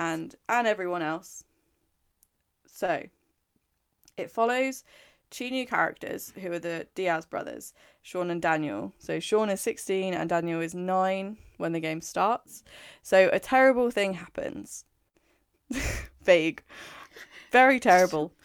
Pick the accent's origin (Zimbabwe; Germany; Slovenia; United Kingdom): United Kingdom; England; I'm English.